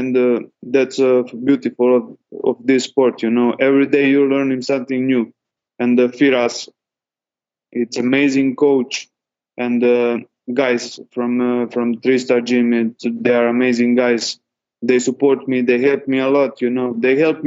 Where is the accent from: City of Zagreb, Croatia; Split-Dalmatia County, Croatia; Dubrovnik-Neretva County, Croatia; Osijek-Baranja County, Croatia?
Dubrovnik-Neretva County, Croatia; Dubrovnik; I will fight for that belt in my country, in Croatia. I'm usually from Dubrovnik.